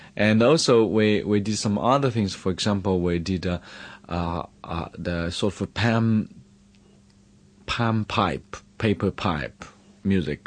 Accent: Hunan, China; when I was child, uh, growing up in Shenzhou, Hunan

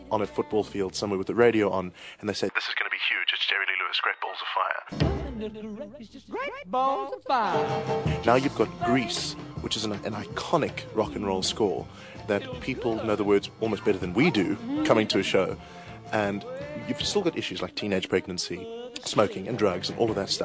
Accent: Johannesburg, Gauteng, South Africa; I'm from Johannesburg, South Africa

